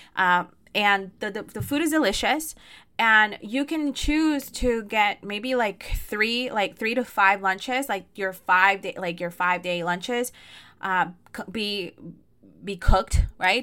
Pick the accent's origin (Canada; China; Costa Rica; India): Costa Rica; Costa Rica 'cause that's where I'm from